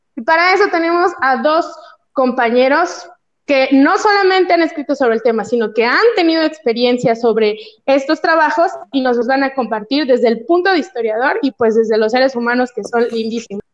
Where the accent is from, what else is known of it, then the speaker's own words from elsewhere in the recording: Oaxaca, Mexico; el temblor que les mandó mi tierra